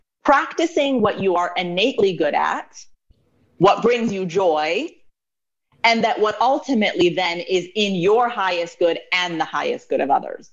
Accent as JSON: {"language": "English", "region": "Maryland", "country": "United States", "tie": "born or raised there", "also_born_or_lived": "New Mexico / Colorado", "said": "relocated to Maryland and grew up for the rest of my time here, went to school out in Maryland"}